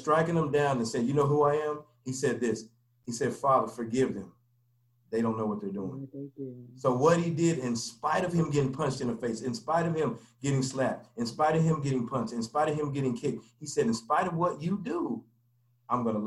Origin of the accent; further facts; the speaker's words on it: Denver, Colorado, United States; I grew up in Denver, Colorado. I'm from Denver, Colorado. And I grew up there, you know, basically all my life